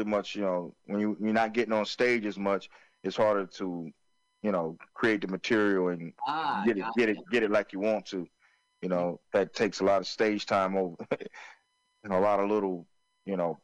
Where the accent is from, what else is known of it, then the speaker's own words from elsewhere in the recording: Florence, South Carolina, United States; where I grew up in Florence, South Carolina